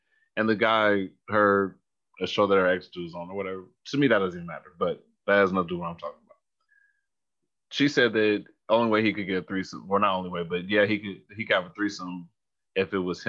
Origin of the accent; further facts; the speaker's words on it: Bay Area, California, United States; I'm from the Bay Area